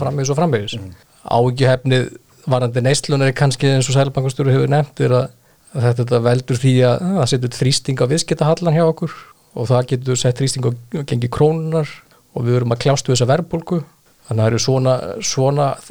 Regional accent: Iceland; við Íslendingar

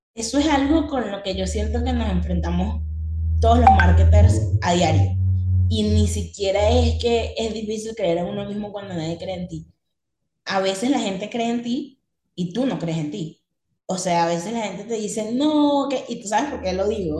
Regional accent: Venezuela; now in Medellín, Colombia; soy venezolana, tengo 24 años, en este momento estoy viviendo en Colombia, en la ciudad de Medellín

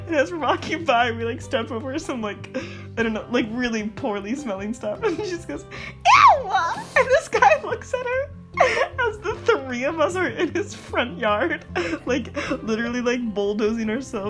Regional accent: United States; We're American people.

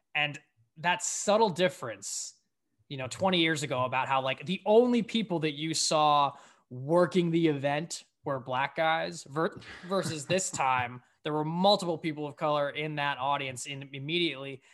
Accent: Connecticut, United States; my home state

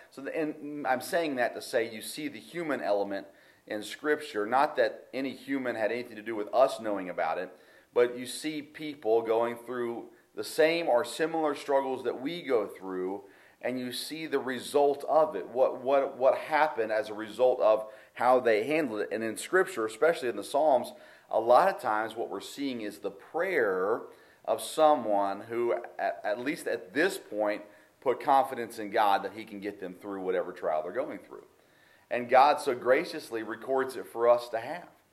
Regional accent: United States; I, love being American.

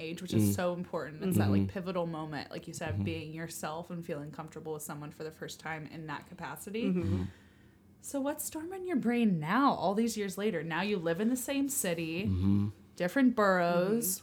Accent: California, United States; now in New York, United States; we're all from California

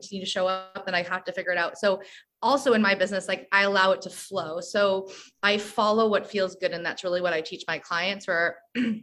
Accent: San Diego, California, United States; moved away as an adult; now in Sayulita, Mexico; I am originally from San Diego

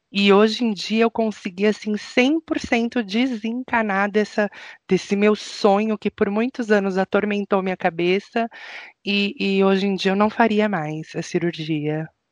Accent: São Paulo, Brazil; now in Curitiba, Brazil; Eu, que sou paulistana

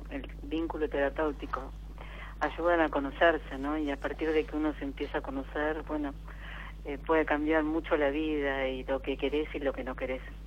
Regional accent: Buenos Aires, Argentina; De acá de Buenos Aires, del barrio de Belgrano

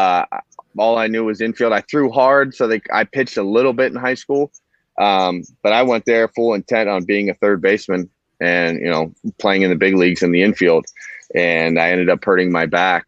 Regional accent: Hudson, Ohio, United States; I grew up in Hudson, Ohio. It's about 30 minutes south of Cleveland.

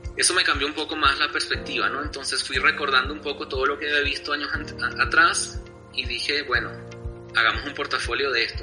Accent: Venezuela; moved away as an adult; also born or lived in Bolivia; now in La Paz, Bolivia; yo tuve la niñez y la adolescencia viviendo en otro país, ¿no? Yo me crié en Venezuela y, este, volví aquí a Bolivia a los 18

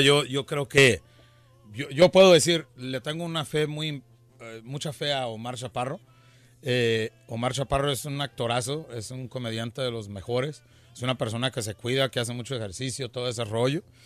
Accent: Mexico

